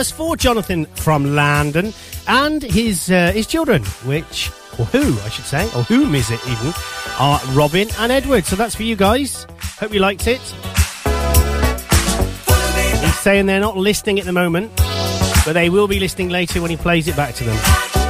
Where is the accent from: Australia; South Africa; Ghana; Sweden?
Sweden; As we are from Sweden, not many people living here